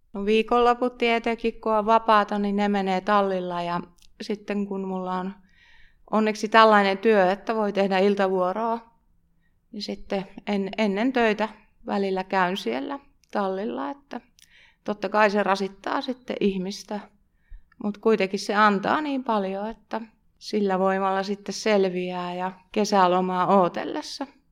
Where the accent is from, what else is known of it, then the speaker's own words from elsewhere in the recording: Pihtipudas, Central Finland, Finland; Mä oon Pihtiputalta kotosin ja meidän perheessä on aina ollut hevosia.